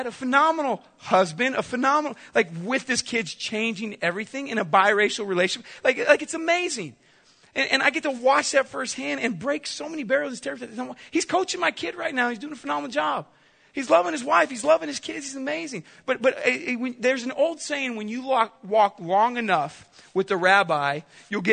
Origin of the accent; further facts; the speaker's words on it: Chula Vista, California, United States; also born or lived in Southwest Missouri; now in Missouri, United States; I grew up in Southern California, at Chula Vista to be exact, low-income housing.